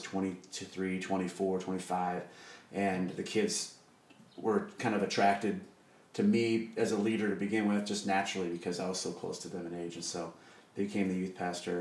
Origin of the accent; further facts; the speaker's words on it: Des Moines, Iowa, United States; I am from Des Moines. Okay. I, am from the east side of Des Moines, and my parents pastored a Pentecostal church on the east side.